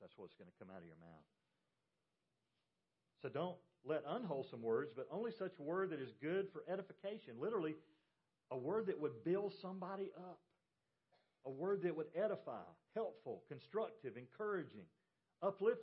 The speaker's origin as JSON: {"language": "English", "region": "Georgia", "country": "United States", "tie": "born or raised there", "also_born_or_lived": "North Carolina / South Carolina", "said": "I grew up in Georgia."}